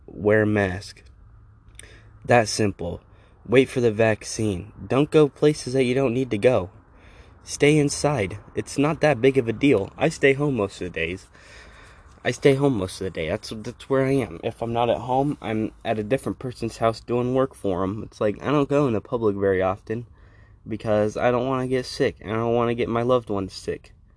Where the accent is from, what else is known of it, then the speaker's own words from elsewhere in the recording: Colorado, United States; my home state of Colorado